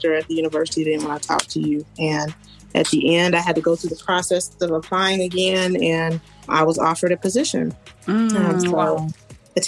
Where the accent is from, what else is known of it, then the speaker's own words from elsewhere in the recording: Kansas, United States; also born or lived in Houston, Texas; now in Dallas, United States; I'm originally from Kansas, so it's like I always tell people, Dallas is a blend of my hometown and Houston mixed together